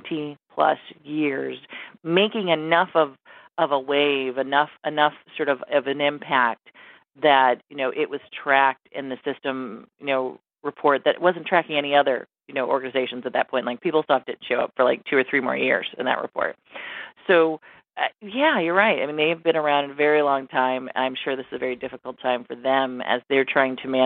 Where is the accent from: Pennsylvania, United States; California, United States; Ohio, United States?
Ohio, United States; Cleveland; Ohio, my hometown.